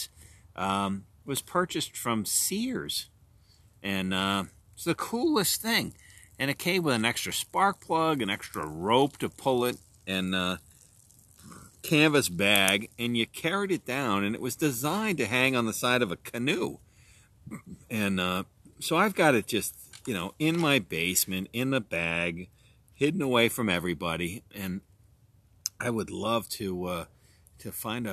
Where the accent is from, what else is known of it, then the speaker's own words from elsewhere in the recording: New Hampshire, United States; also born or lived in Florida; I grew up in New Hampshire. I went to college in Florida.